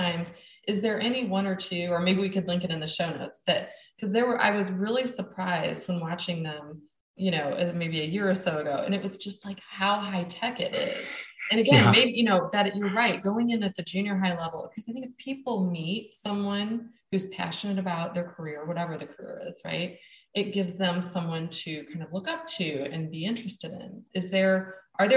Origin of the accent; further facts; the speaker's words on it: Midwest, United States; we're from the Midwest